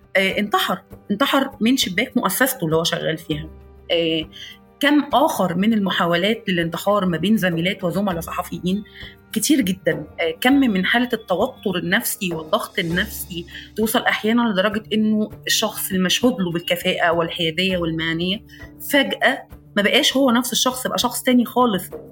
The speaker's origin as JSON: {"language": "Arabic", "country": "Egypt", "said": "عندنا في مصر"}